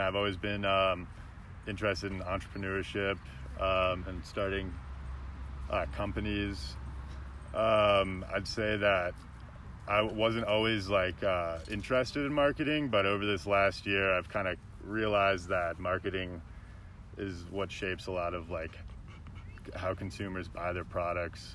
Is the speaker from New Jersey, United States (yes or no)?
no; Chicago, Illinois, United States; now in Denver, United States; I'm from Chicago